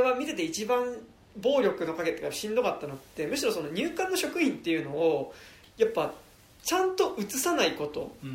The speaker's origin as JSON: {"language": "Japanese", "town": "Musashino", "region": "Tokyo", "country": "Japan", "tie": "born or raised there", "said": "うちの地元のコンビニ"}